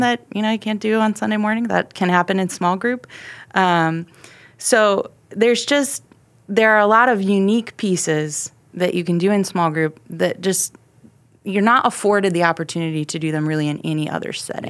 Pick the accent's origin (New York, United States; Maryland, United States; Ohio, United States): Ohio, United States; moved away as an adult; now in Texas, United States; I grew up in Ohio, in a small town